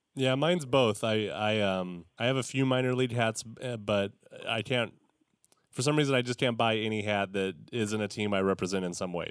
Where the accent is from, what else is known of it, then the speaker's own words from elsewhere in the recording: Visalia, California, United States; I grew up in the Central Valley in uh, Tulare, Visalia area